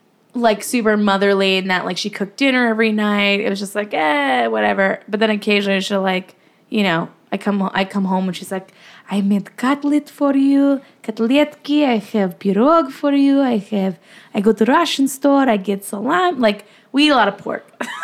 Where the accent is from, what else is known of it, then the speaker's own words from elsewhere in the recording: Ireland; We used to have flowers like this back in Ireland.